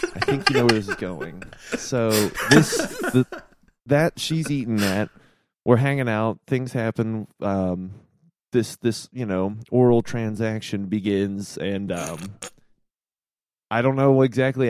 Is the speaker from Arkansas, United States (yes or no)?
no; Norfolk, Virginia, United States; I'm from Norfolk, Virginia